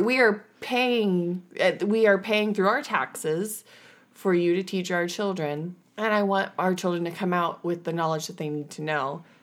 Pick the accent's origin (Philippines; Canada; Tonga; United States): United States; Washington; we are from Washington